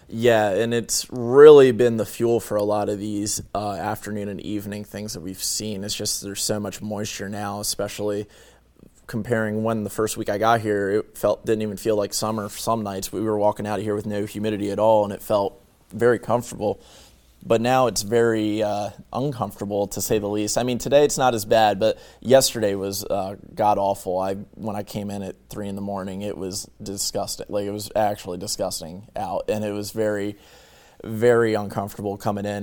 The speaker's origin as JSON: {"language": "English", "town": "Bear", "region": "Delaware", "country": "United States", "also_born_or_lived": "Virginia Tech (Blacksburg, Virginia)", "moved": "as an adult", "lives_now": "Salisbury, United States", "said": "I'm from, uh, Bear, Delaware, which is basically from uni-, or near the University of Delaware"}